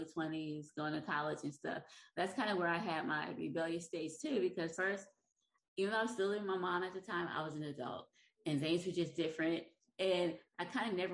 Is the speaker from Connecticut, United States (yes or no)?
no; South Carolina, United States; I grew up in South Carolina